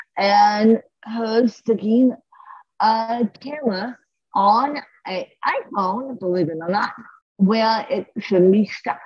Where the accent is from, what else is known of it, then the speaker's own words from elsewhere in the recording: Aspen, Colorado, United States; I grew up in Aspen for 33 years